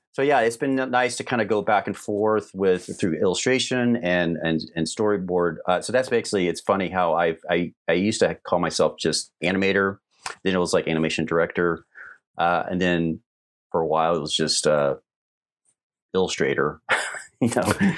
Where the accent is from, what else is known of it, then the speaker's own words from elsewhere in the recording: Atlanta, Georgia, United States; I grew up in Atlanta area